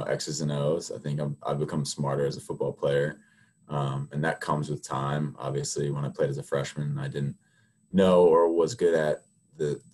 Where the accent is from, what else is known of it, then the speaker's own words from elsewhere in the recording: Mount Airy, Maryland, United States; I'm from Mount Airy, Maryland